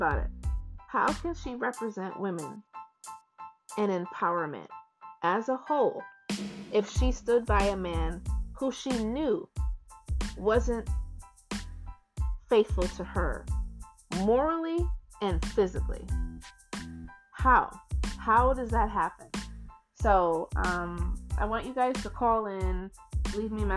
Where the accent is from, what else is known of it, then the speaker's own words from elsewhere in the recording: United States; we as American people